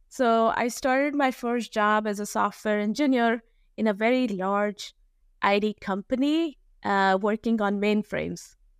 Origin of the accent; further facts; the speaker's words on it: New Delhi, Delhi, India; I was, uh, born and raised in New Delhi, India